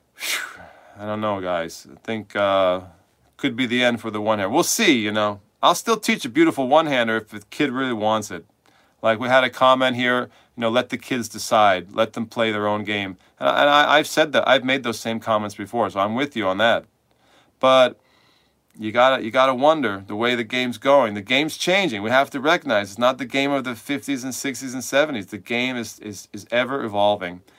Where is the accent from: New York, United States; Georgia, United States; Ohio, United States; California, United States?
New York, United States; New York City; moved away as an adult; now in Manchester, United States; I'm from New York City, but I'm here now